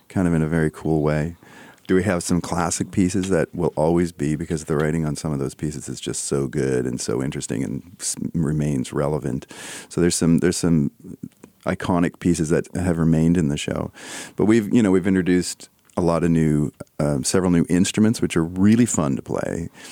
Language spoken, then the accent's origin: English; Canada; I'm Canadian